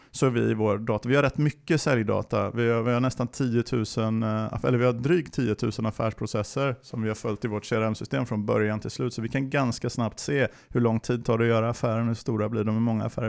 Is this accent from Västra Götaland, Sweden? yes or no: yes; Alingsås, Västra Götaland, Sweden; now in Linköping, Sweden; jag kommer från Alingsås utanför eh, Göteborg. Men jag har bott i Linköping superlänge, sen ehm, sedan 90-talet